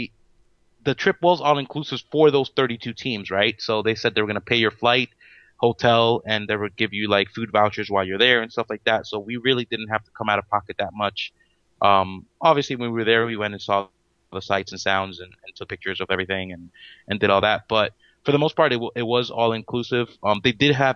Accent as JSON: {"language": "English", "town": "Miami", "region": "Florida", "country": "United States", "said": "We're from Miami. We're all local from here."}